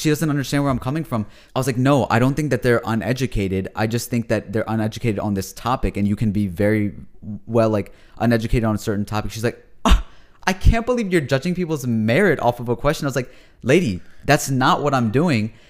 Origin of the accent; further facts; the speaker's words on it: United States; I'm a Pakistani American. That's what I call myself